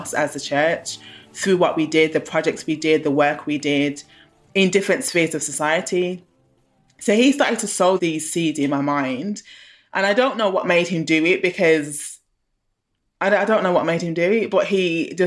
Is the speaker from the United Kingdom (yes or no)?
yes; Birmingham, West Midlands, United Kingdom; moved away as an adult; also born or lived in London; I grew up in Handsworth in Birmingham